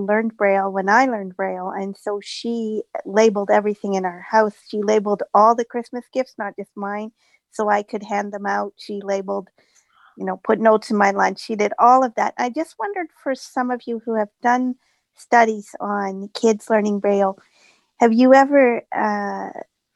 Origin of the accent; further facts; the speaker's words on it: Canada; I'm from Canada.